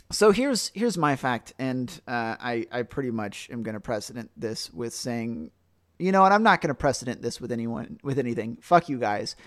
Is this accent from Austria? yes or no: no; United States; as an American